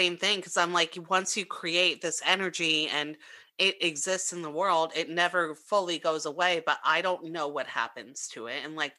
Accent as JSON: {"language": "English", "town": "New York City", "region": "New York", "country": "United States", "tie": "born or raised there", "said": "I grew up in Brooklyn."}